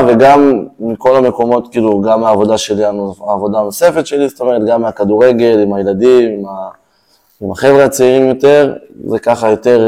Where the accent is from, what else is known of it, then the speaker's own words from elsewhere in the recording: Israel; נולדתי פה, הוריי גרו פה, נולדו פה, אוקיי. סבא okay. וסבתא שלי הקימו את הקיבוץ